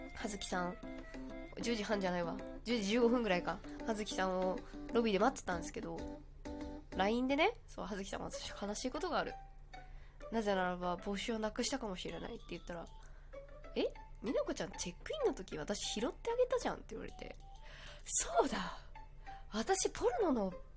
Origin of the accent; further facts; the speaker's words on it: Kagoshima, Japan; 私も鹿児島出身なので